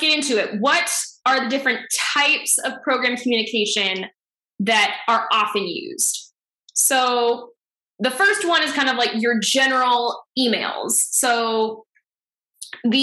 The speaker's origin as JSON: {"language": "English", "region": "Ontario", "country": "Canada", "also_born_or_lived": "Dublin, Ireland", "moved": "as an adult", "lives_now": "Boston, United States", "said": "I am originally from Ontario, Canada"}